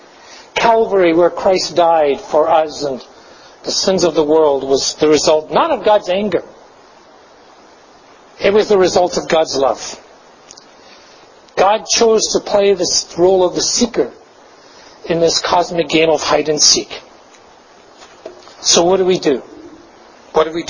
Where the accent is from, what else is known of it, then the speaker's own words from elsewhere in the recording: Glasgow, Scotland, United Kingdom; I grew up in Glasgow